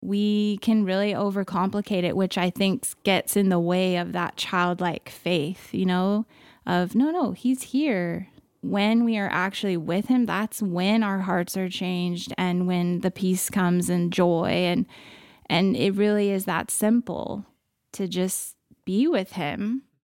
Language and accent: English; California, United States; moved away as an adult; now in Canada; born and raised California, now a Canadian as well